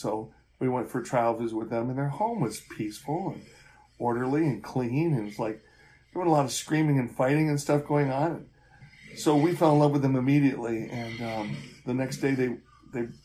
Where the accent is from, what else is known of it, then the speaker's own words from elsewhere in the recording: Rochester, New York, United States; I was born in Rochester, New York, on October 31st, 1952